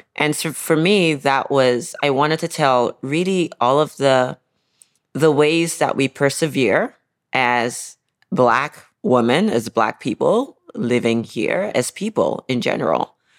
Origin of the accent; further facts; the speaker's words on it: Nigeria; I grew up in Nigeria